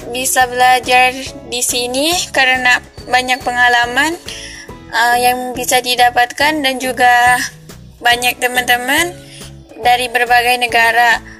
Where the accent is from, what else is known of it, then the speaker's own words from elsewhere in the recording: Tasikmalaya, West Java, Indonesia; now in Thailand; Saya dari Tasikmalaya, Jawa Barat, Indonesia.